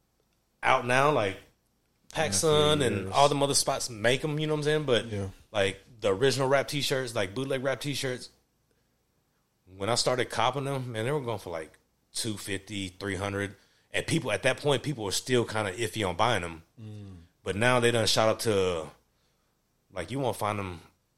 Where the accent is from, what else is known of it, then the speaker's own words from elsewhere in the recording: Nashville, Tennessee, United States; also born or lived in Woodbine, Nashville; Grew up in Woodbine, and I was raised in Antioch. So I'm, you know what I'm saying, I'm a native